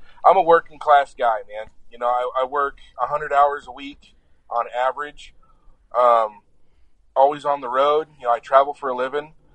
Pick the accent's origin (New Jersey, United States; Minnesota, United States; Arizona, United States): Arizona, United States; Apache Junction; Born and raised in Apache Junction, Arizona